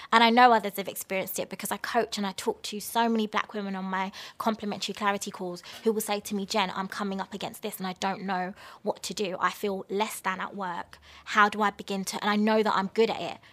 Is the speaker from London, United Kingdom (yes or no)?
yes; London, United Kingdom; where are you from? And I was just like, London.